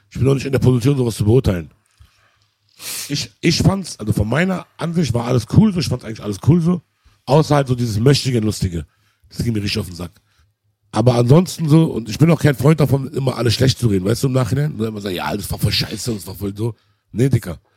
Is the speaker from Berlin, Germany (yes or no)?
yes; Berlin, Germany; In Berlin auch noch, wir sind Berliner, Alter.